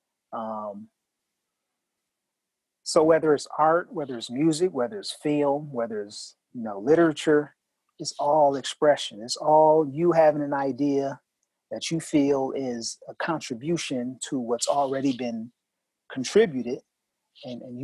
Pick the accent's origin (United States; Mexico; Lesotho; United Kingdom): United States; Milwaukee, Wisconsin; I'm from Milwaukee, Wisconsin, and I'm from, you know, the Midwest